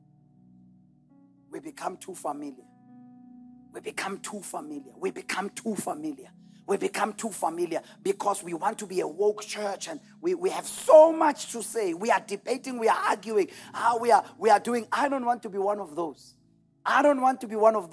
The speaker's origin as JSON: {"language": "English", "town": "Delmas", "region": "Mpumalanga", "country": "South Africa", "tie": "born or raised there", "said": "I was born in Delmas. I lived and grew up 813 Vilakazi Street"}